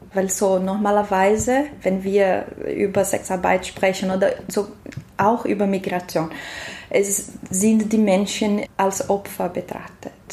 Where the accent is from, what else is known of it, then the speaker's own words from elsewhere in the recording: Brazil; German is a second language; moved away as an adult; now in Austria; Ich bin in Brasilien geboren, aber ich wohne in Österreich seit drei Jahren